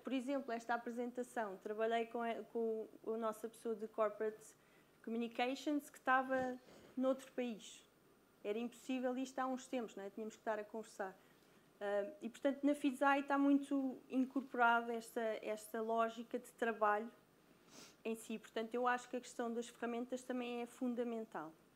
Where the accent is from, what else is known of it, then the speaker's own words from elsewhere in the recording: Brazil; accent: Brazilian; moved away; Porque eu sou brasileira, pelo sotaque dá para perceber